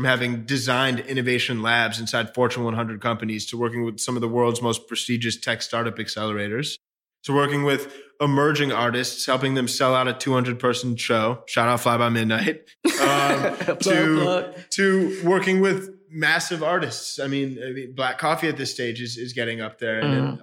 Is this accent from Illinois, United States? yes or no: yes; Chicago, Illinois, United States; I grew up in Chicago, middle, upper middle class